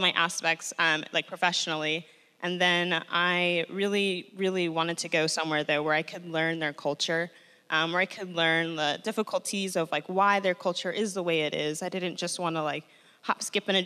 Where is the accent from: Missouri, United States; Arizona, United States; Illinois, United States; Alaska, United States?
Illinois, United States; Chicago; also born or lived in Mexico City; I'm a Chicago native, so I'm, like, from here